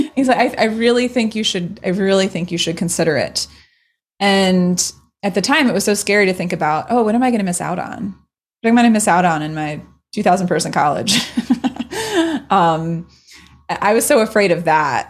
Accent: Maryland, United States; growing up in Maryland

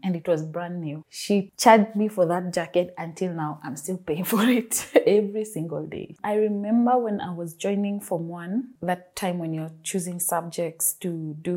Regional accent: Nairobi, Kenya; I'm from Nairobi, Kenya

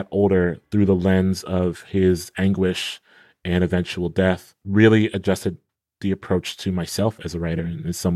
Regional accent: Columbus, Ohio, United States; I'm from Columbus, Ohio, so I'm from the Midwest

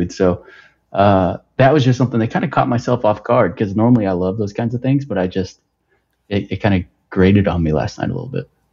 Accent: Texas, United States; I grew up in Texas

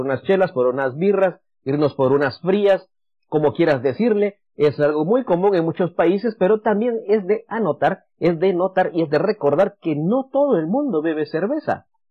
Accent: Guatemala; moved away; En Guatemala tenemos mucho café

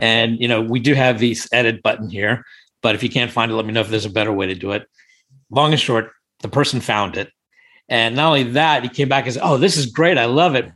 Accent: India; also born or lived in Thailand; now in Washington, D.C., United States; I'm Indian originally from, born in India

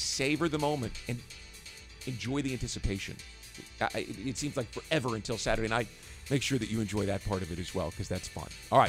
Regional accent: Kansas City, United States; sorry, I'm from Kansas City, so I know

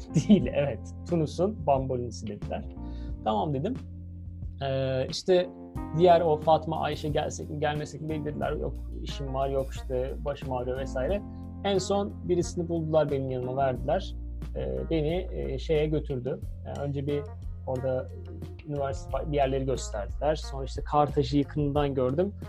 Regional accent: Turkey; Nerelisin o zaman dedi işte. Türk dedim

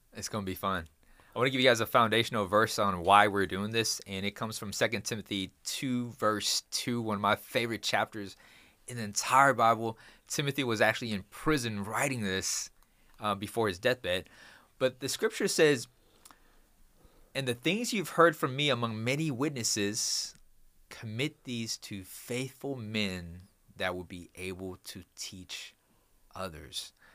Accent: Houston, Texas, United States; I'm from Houston, Texas.

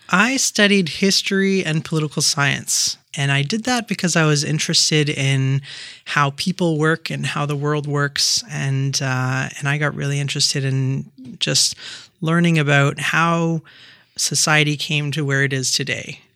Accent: Quebec, Canada; also born or lived in Turkey; I was born in Turkey, so my family's Turkish, and I grew up in Quebec, going to French elementary school and then to high school in English.

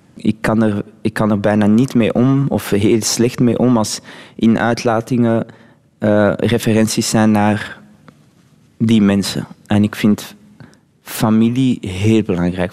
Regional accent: Flanders, Belgium; first language French; Dutch is a second language; also born or lived in Laguna Beach, United States / Morocco (roots); Ik ben Vlaming en ik ben hier opgegroeid

